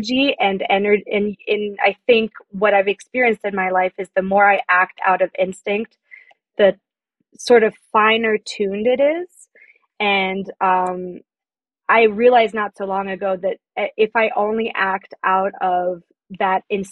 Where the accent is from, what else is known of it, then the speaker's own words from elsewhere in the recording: France; moved away as an adult; also born or lived in Paris; now in United States; I'm French. I grew up in France. And I moved to the States about like 7 years ago.